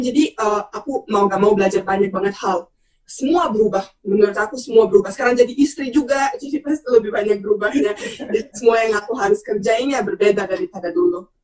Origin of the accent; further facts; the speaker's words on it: Bosnia & Herzegovina; Indonesian is a second language; moved away as an adult; now in Indonesia; aku pulang ke Bosnia